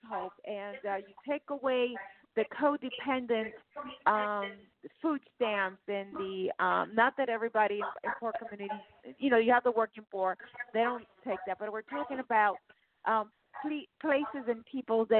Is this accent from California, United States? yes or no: yes; San Jose, California, United States; also born or lived in Torrance / Lancaster; I'm a native of San Jose, California. I was born there. And I lived in Torrance and I lived in Lancaster